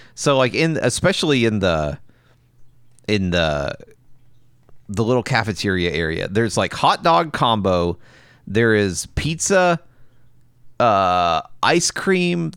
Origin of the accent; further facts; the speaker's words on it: the South, United States; I'm from the South